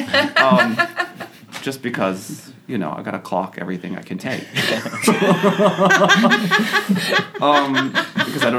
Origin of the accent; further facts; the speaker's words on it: Austin, Texas, United States; I was from Texas, and I was from Austin